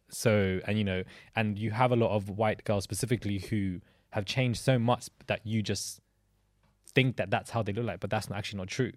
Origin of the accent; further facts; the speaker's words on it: London, United Kingdom; growing up in London as a, as a child